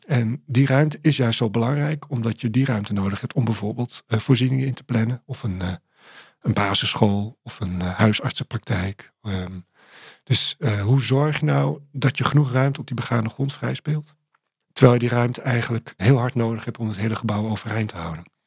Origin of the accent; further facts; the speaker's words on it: Amsterdam, North Holland, Netherlands; toen ik daar opgroeide, was het de meest gewilde wijk van eh, Amsterdam.